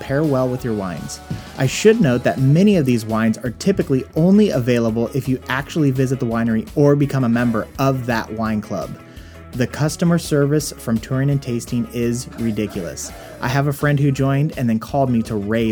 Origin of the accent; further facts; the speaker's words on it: West Coast, United States; I'm a West Coast boy who's grew up kind of like laid back